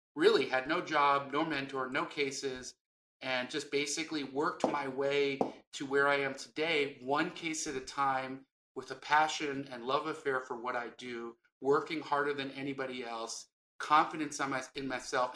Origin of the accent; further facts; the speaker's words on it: Los Angeles, California, United States; I grew up in West LA and we were very poor